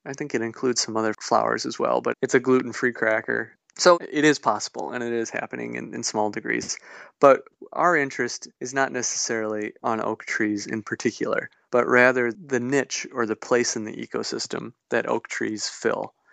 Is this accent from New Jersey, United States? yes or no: no; Gays Mills, Wisconsin, United States; I grew up near the Gays Mills area